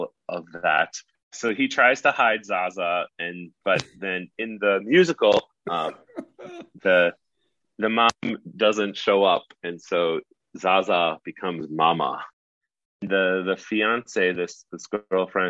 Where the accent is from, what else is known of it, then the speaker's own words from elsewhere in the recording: Medford, Minnesota, United States; I grew up in Medford